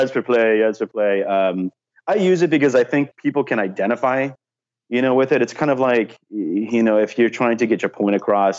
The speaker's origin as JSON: {"language": "English", "region": "California", "country": "United States", "said": "maybe it's just part of me because I'm from Southern California"}